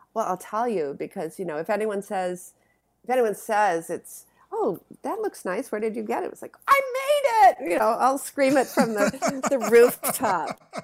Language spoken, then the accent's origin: English; Madison, Wisconsin, United States; I came from Madison, Wisconsin